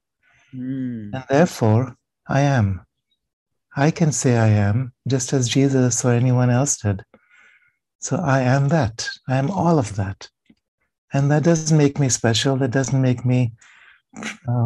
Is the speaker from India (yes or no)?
yes; India; growing up in India